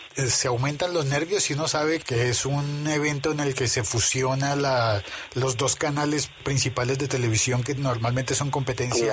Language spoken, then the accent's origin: Spanish; Bogotá, Colombia; A mí como bogotano